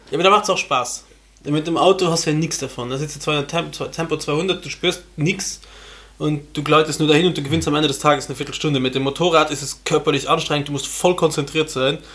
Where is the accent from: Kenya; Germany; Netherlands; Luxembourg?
Luxembourg; bei uns in Luxemburg